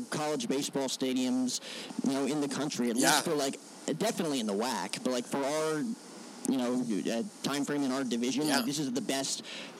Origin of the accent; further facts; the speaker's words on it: New Jersey, United States; Like, I grew up in Jersey on the East Coast